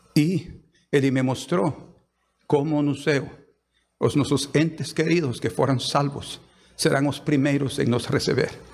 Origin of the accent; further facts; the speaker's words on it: Guatemala; moved away as an adult; now in Brazil; Yo soy, de Guatemala. Guatemalteco.